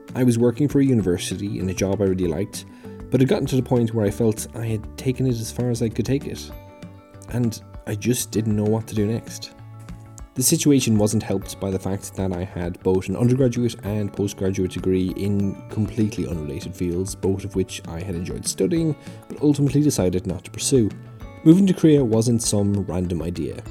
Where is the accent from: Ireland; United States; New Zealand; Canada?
Ireland; now in United Kingdom; I live in the U K, but I'm from the Republic of Ireland.